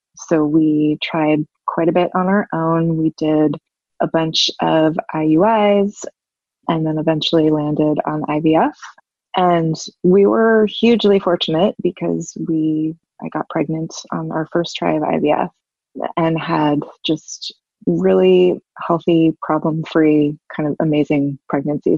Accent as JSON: {"language": "English", "town": "New York City", "region": "New York", "country": "United States", "moved": "as an adult", "lives_now": "Savannah, United States", "said": "I'm from New York City and I've lived there most of my life and we moved to Savannah, Georgia"}